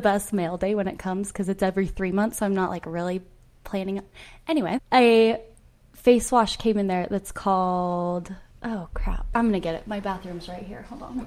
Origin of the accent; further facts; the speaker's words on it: Rexburg, Idaho, United States; now in Utah, United States; I'm from Rexburg.